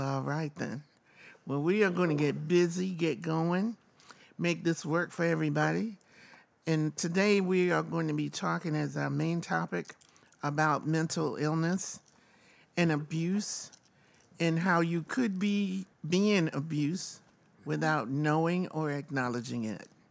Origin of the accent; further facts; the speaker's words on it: the South, United States; moved away; I was born in the South